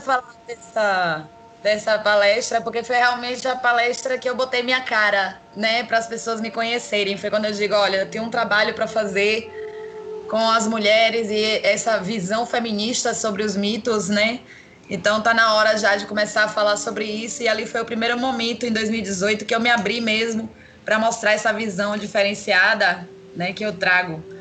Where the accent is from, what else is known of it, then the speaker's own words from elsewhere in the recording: Salvador, Bahia, Brazil; eu sou de Salvador, Bahia